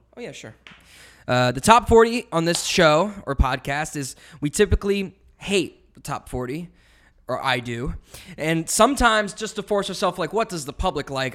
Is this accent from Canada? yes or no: yes; Canada; now in United States; I'm Canadian